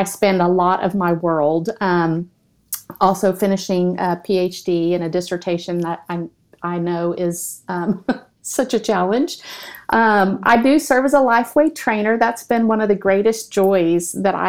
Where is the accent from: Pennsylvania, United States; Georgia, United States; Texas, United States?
Texas, United States; now in Oklahoma, United States; I'm from Texas, but I live in Oklahoma